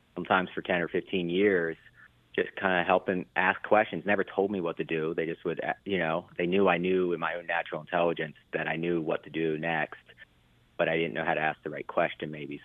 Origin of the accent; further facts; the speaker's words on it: Baltimore, Maryland, United States; I grew up in Baltimore